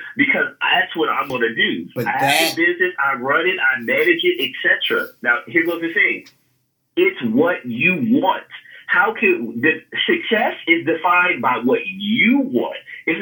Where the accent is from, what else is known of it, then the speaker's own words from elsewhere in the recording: California, United States; I'm from California